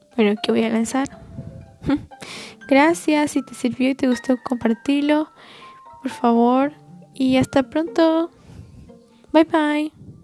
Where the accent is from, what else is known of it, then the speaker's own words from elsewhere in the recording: Bolivia; tengo 15 años y soy de Bolivia